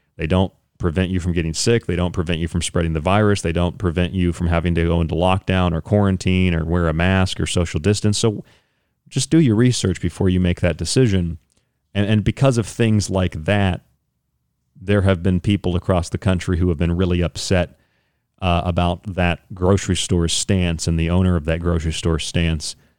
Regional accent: Central Florida, United States; I grew up around here in Florida, around the Central Florida area, Saint Petersburg, Tampa

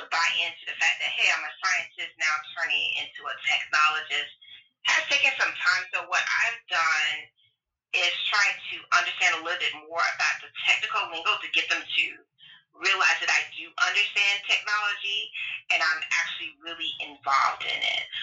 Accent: Tampa, Florida, United States; moved away as an adult; also born or lived in Alabama / Tennessee; I grew up between Tampa, Florida, and rural Alabama, and on a farm

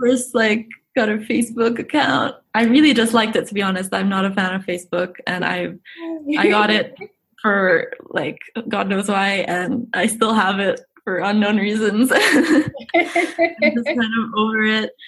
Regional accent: Cairo, Cairo Governorate, Egypt; first language Egyptian Arabic; English is a second language; moved away as an adult; now in United Kingdom; I'm from Cairo, Egypt, born and raised here for 17 years. And then I moved to the UK for the last few years

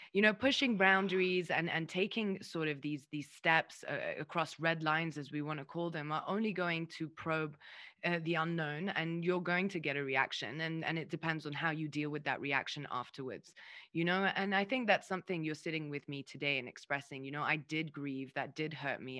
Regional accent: Lebanon; also born or lived in United Kingdom; I'm half mm. Lebanese, I'm half English

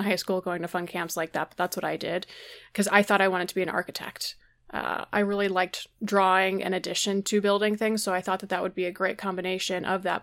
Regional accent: Georgia, United States; I grew up in Georgia

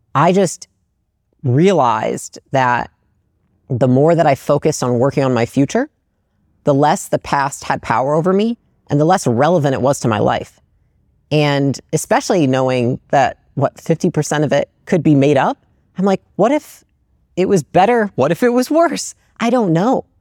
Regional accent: Portage, Michigan, United States; moved away; I grew up in Portage, Michigan, um, which is like a small Midwestern

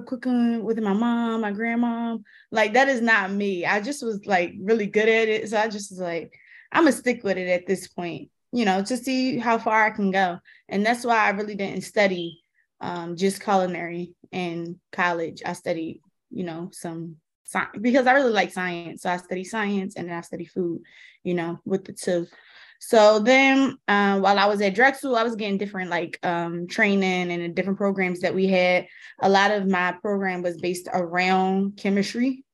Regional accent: Philadelphia, Pennsylvania, United States; I grew up in Philly. Um, I grew up in North Philly

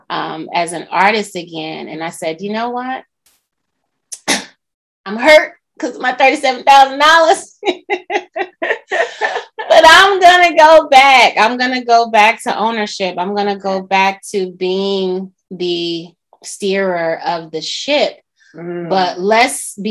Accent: New York, United States; now in Atlanta, United States; I'm a New Yorker.

